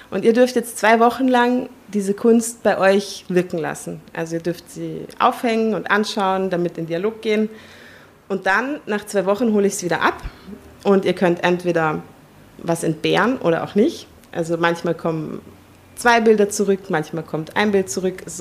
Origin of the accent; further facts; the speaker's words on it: Tuscany, Italy; aufgewachsen in der Toskana. Als ich mhm. vier war, sind meine Eltern äh, nach, in die Toskana gezogen und wenn ich nach Hause fahre, fahre ich nach Italien.